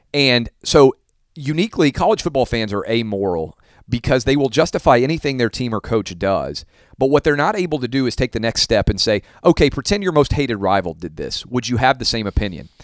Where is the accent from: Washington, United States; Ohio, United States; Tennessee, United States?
Tennessee, United States; Nashville; my hometown of Nashville